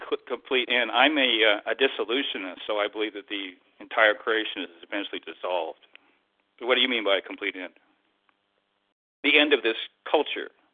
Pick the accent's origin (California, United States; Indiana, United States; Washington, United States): Washington, United States; Tacoma; I'm from Tacoma here